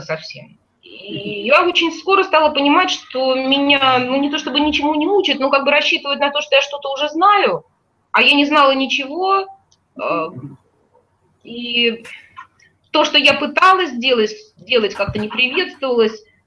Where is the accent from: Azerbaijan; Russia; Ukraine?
Azerbaijan; Baku; moved away; я не была в родном городе э, с тех пор, как уехала из него в 88 году